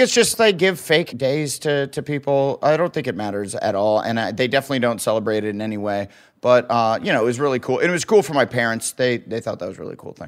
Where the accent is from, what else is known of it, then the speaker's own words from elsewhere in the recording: Waterloo, Iowa, United States; moved away; also born or lived in Omaha, Nebraska; where I grew up in Waterloo, Iowa